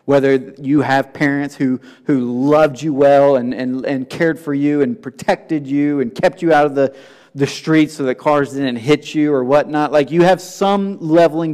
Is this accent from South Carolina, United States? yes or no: no; Tennessee, United States; being from the South and growing up in Tennessee